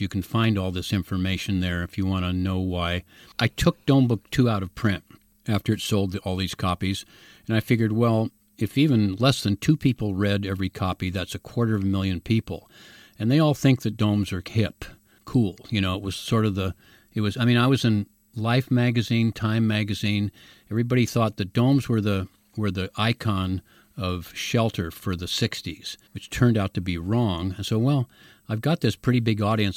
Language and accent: English; San Francisco, California, United States; also born or lived in Mill Valley; I was born in San Francisco. I went to high school in the Haight Ashbury